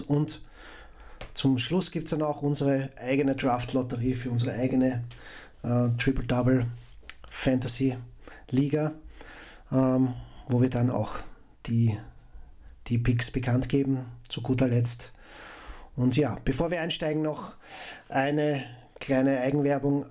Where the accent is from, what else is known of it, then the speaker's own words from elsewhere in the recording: Austria; Als, als Österreicher